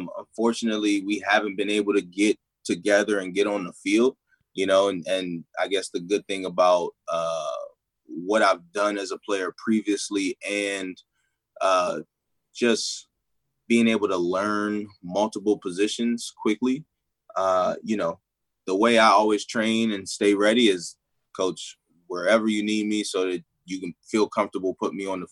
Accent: Baltimore, Maryland, United States; I'm from Baltimore

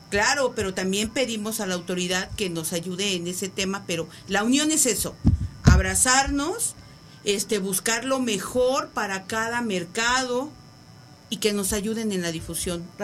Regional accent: Iztapalapa, Mexico City, Mexico; no nada más en Iztapalapa, porque somos de Iztapalapa para el mundo, ¿eh?

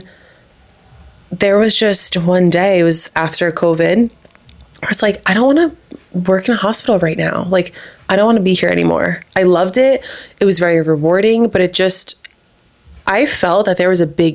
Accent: New Jersey, United States; moved away as an adult; also born or lived in Miami; now in Austin, United States; I'm from New Jersey, a couple towns away from Marissa

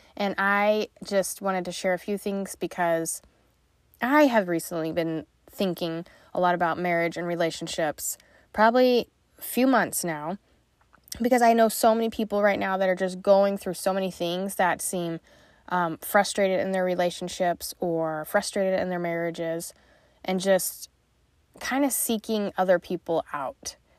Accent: Utah, United States; moved away as an adult; also born or lived in Missouri; I came from Utah

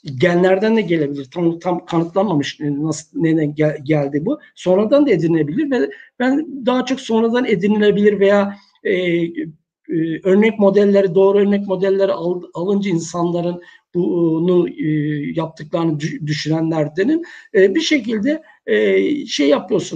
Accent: Istanbul, Turkey; moved away as an adult; also born or lived in Niksar, Tokat / Çerkezköy; now in Uşak, Turkey; Tokat Niksar doğumluyum. E, ilkokuldan sonra, ilkokul 2'den sonra hayatım İstanbul'da geçti.

